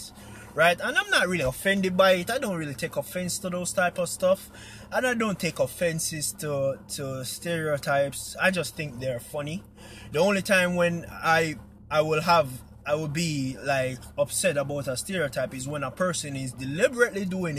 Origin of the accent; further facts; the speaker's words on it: Jamaica; Being a Jamaican